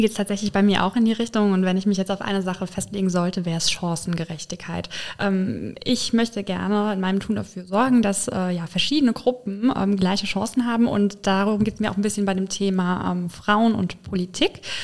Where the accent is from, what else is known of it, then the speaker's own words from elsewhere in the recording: Filsen, Rhineland-Palatinate, Germany; also born or lived in Paris; now in Koblenz, Germany; ich komme aus dem schönen Rhein-Lahn-Kreis aus Filsen gegenüber von Boppard